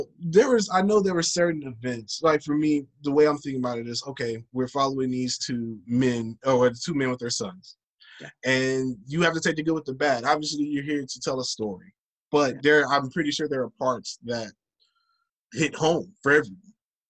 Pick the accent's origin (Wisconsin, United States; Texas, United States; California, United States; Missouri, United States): Texas, United States; Houston; moved away as an adult; now in Chicago, United States; Yeah, being in Chicago, I moved out here in 2014. So I'm from Houston. I'm originally from Houston. Moved out here to Chicago.